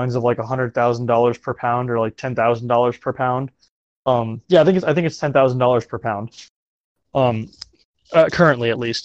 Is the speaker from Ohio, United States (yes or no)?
no; Florida, United States; growing up in Florida where the rocket launches happen out of Cape Canaveral